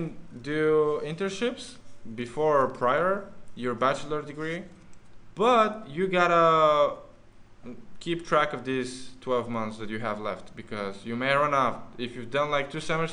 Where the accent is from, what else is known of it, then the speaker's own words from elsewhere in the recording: Bulgaria; we're just from Bulgaria